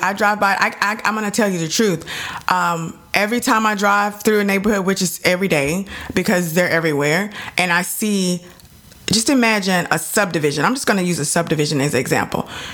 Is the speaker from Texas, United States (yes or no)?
yes; Dallas, Texas, United States; I'm from Dallas